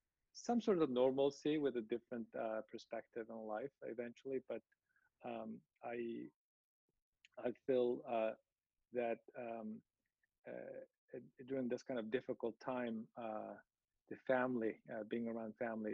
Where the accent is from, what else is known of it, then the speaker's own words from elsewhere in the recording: Uyghur society, Xinjiang, China; moved away; As I grew up in the Uyghur society and among the Chinese people during my college years